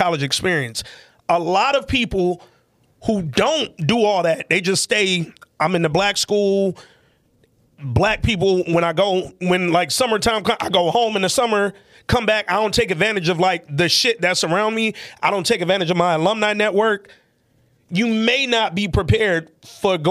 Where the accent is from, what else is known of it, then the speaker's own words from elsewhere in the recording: Alabama, United States; We in my home state. Like, this is where I'm from